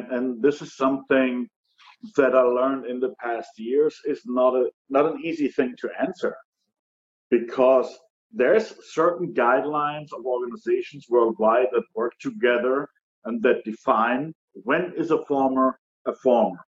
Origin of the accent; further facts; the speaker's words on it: Germany; moved away as an adult; now in United States; I'm originally from Germany